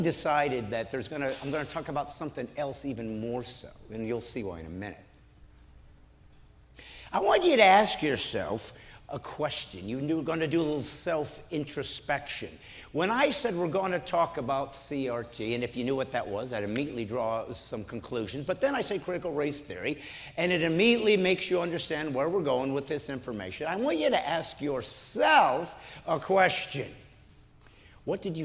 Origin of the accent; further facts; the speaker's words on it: Indiana, United States; moved away; I love Indiana for one reason that I have no control over. I was born here. It's the only state I get to say that. I'm a Hoosier just like you